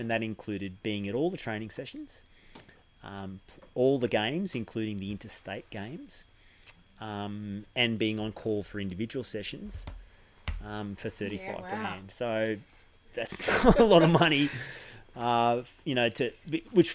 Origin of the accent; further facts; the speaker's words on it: Mornington Peninsula, Victoria, Australia; We moved down to Melbourne when I was about 7 or 8. And I grew up on the Mornington Peninsula